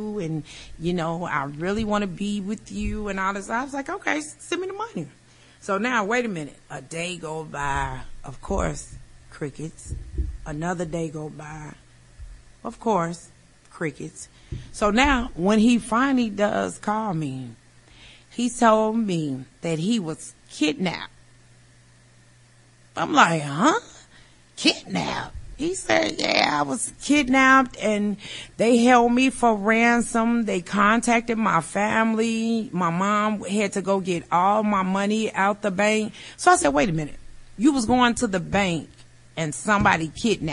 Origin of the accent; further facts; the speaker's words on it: Chicago, Illinois, United States; I'm from Chicago